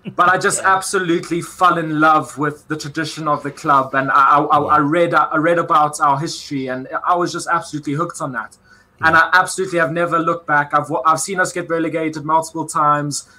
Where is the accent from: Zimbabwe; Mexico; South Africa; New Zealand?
South Africa; moved away; in my home country